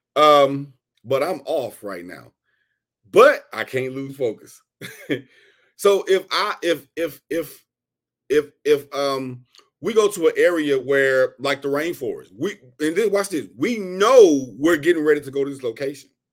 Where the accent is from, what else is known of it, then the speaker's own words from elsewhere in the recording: Houston, Texas, United States; I'm from Houston, Texas